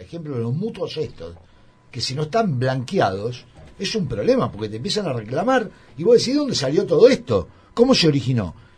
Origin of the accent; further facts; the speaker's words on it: Argentina; Somos todos argentinos nosotros